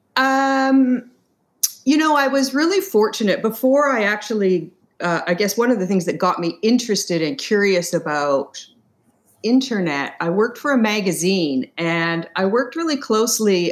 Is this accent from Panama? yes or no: no; Canada; I'm from Canada